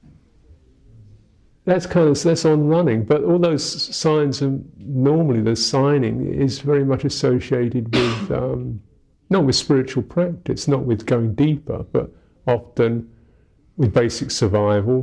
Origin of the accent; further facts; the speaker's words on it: London, United Kingdom; I'm English, I am 48, I was born in London